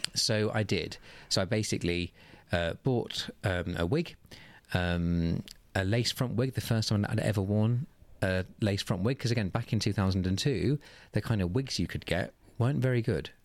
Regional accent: Oxfordshire, South East England, United Kingdom; moved away as an adult; also born or lived in Manchester; I'm from Oxfordshire in the southeast of England, about half an hour north of Oxford.

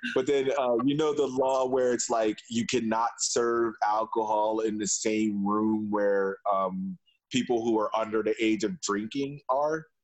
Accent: Philadelphia, Pennsylvania, United States; now in Berlin, Germany; as a Philadelphian

